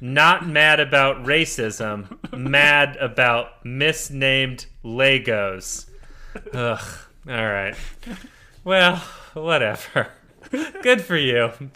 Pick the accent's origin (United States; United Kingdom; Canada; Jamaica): United States; as an American